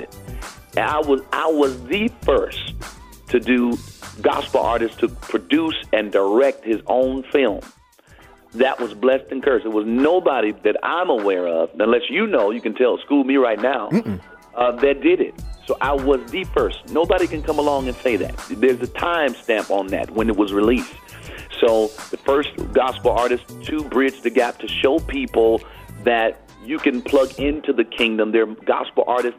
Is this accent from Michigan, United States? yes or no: yes; Detroit, Michigan, United States; I'm from Detroit, Michigan, and my dad, mom and dad are pastors